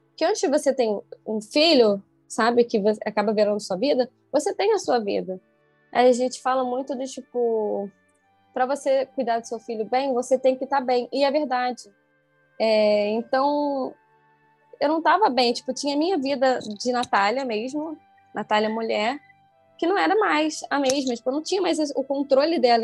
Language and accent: Portuguese; Niterói, Rio de Janeiro, Brazil; Eu sou de Niterói, tem que atravessar a ponte